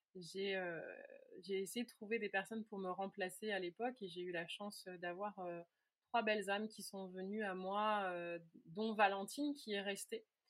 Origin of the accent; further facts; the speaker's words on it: near Meung-sur-Loire, Orléans area, Centre-Val de Loire, France; j'avais commencé à donner des cours dans un petit village, pas très loin de là où j'ai grandi